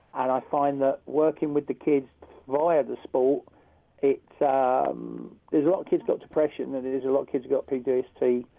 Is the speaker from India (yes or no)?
no; United Kingdom; also born or lived in Texas; I come from the United Kingdom.